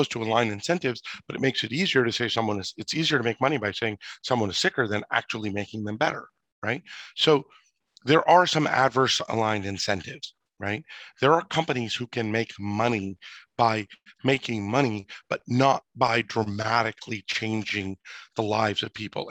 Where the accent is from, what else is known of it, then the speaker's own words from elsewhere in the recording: United States; as an American, as a father of three young children